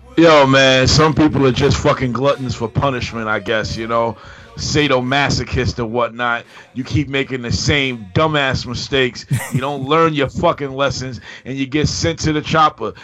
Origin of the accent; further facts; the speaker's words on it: New York, United States; We are from New York. We were here during the Giuliani days